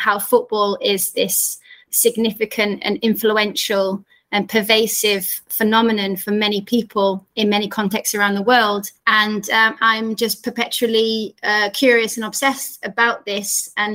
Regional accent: Yorkshire and the Humber, United Kingdom; being a young girl growing up in Yorkshire in the north of England

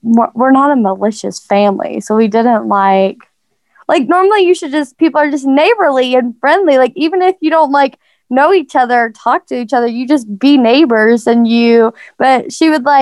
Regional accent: Georgia, United States; moved away as an adult; also born or lived in Tuscaloosa, Alabama / Memphis, Tennessee; we moved to Georgia, and I was in Georgia for, it was about 12 years, 12, 13

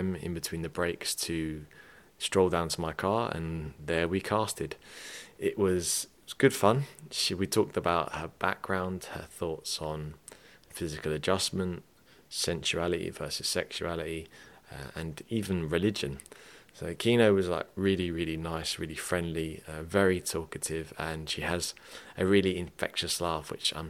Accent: England, United Kingdom; now in Ireland; I mean I'm English, but I have Irish parents.

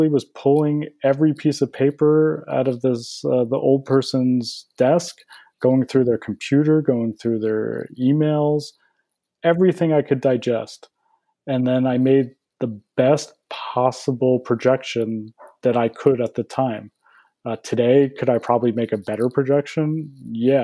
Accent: New Jersey, United States; moved away as an adult; also born or lived in Boston / California; I grew up in Jersey, went to school in Boston

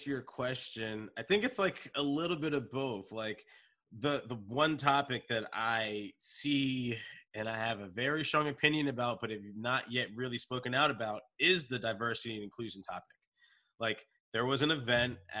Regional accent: Wilmington, Delaware, United States; That's where I grew up in Wilmington

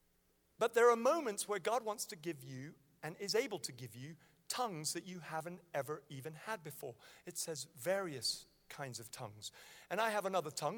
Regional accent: Nigeria; moved away; I was born in Nigeria and I speak fluent Hausa.

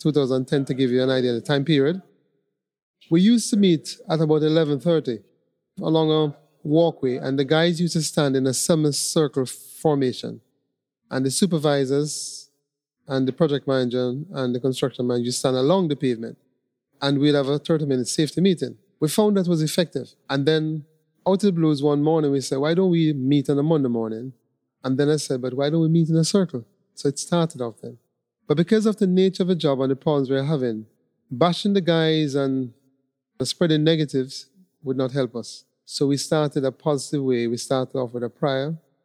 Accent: Jamaica; also born or lived in Trinidad; now in Trinidad and Tobago; I'm Jamaican, but I live in Trinidad.

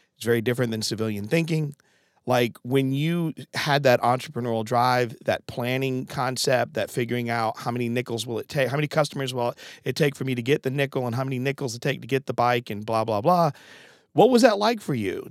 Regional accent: Connecticut, United States; moved away; I'm from Connecticut originally

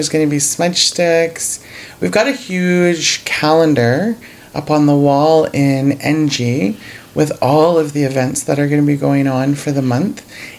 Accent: Sault Ste. Marie, Ontario, Canada; also born or lived in Manitoba / Little Peguis, Manitoba; I am from Manitoba. I haven't always lived in Manitoba. I've lived the majority of my life in Sault Ste. Marie. But yeah, so I'm from Treaty 1, originally from Little Peguis

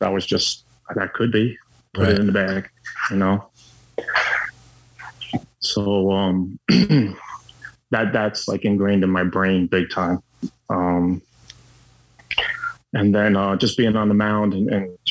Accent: New York, United States; I was born and bred in New York

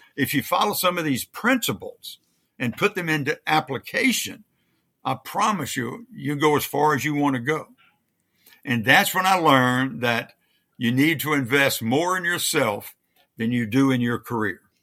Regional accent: Louisiana, United States; moved away; I was raised in Louisiana

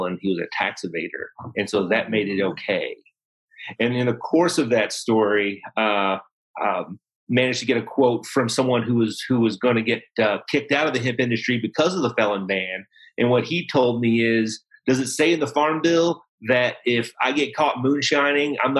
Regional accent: hometown of the Cornbread Mafia, Kentucky, United States; my hometown

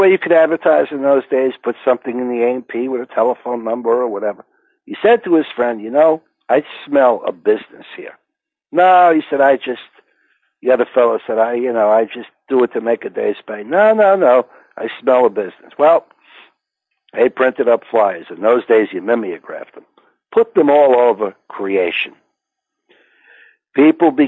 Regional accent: Englewood, New Jersey, United States; I grew up in Englewood, New Jersey.

